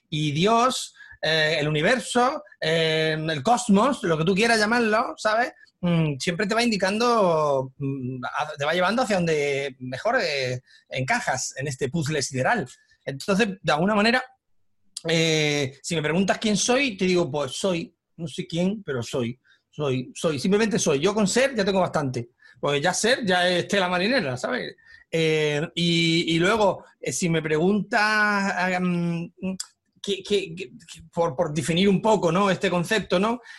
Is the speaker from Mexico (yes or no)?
yes; Mexico; Yo soy de México